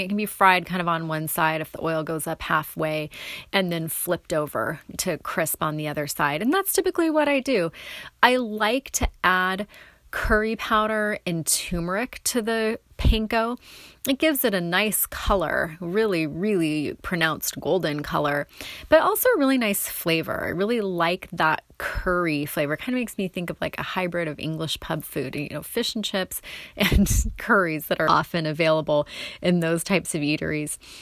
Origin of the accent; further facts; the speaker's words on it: North Bend, Oregon, United States; the South coast where I grew up near North Bend, Goose Bay